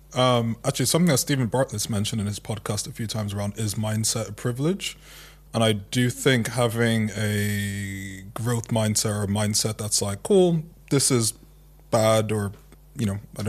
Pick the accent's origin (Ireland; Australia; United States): Ireland; I grew up mostly in Ireland, I still grew up with Nigerian parents and grew up with Nigerian philosophy and ways of thinking